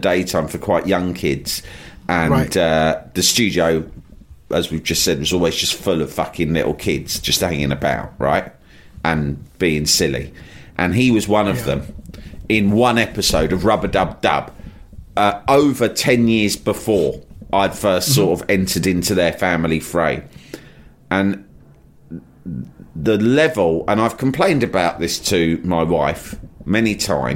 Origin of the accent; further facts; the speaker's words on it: London, United Kingdom; I was from London